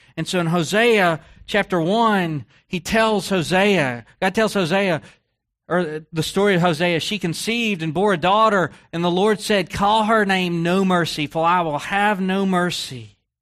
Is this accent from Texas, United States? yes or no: yes; Texas, United States; I grew up in Texas